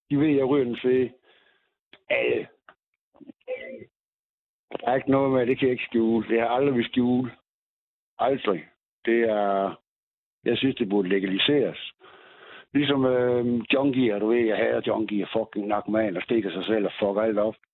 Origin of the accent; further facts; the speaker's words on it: Aarhus, Central Denmark Region, Denmark; Okay, men jeg er da ikke østblokker, jeg kommer fra Aarhus.